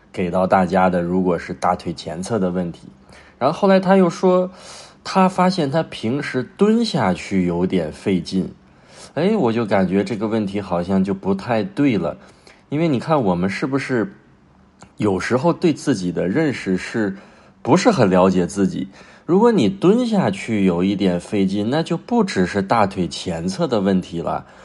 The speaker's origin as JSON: {"language": "Chinese", "country": "China", "said": "就像我们中国人蹲这个厕所"}